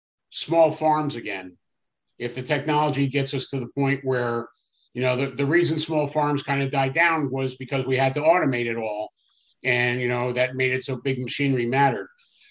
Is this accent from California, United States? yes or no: no; New Jersey, United States; I'm from New Jersey